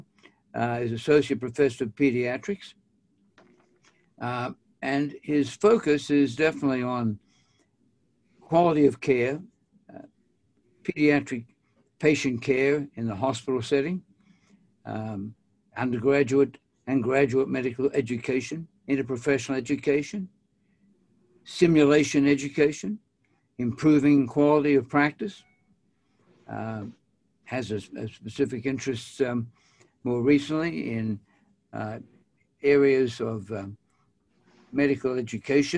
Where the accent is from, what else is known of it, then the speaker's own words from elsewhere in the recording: Australia; I'm an Australian